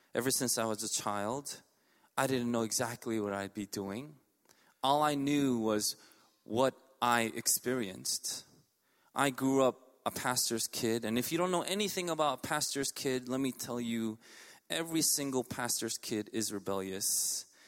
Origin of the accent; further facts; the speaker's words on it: New York City, New York, United States; I grew up in Elmhurst.